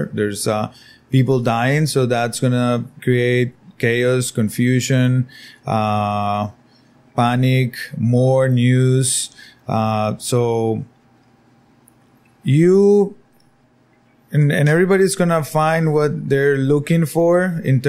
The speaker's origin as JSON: {"language": "English", "region": "San José", "country": "Costa Rica", "moved": "yes", "lives_now": "Nosara, Costa Rica", "said": "I'm originally from San Jose"}